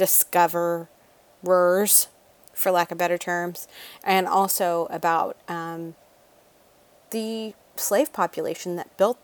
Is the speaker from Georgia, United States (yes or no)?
yes; Savannah, Georgia, United States; moved away; also born or lived in Monterey; where I grew up in Savannah